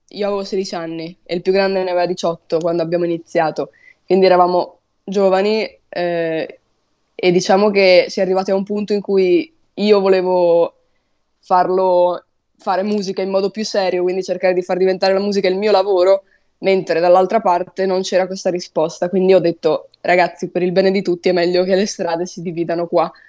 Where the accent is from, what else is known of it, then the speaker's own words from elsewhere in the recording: Poggio Renatico, Emilia-Romagna, Italy; io non sono proprio di Ferrara, io sono di un paesino vicino che si chiama Poggio Renatico, quindi sono nel mio paesino qui.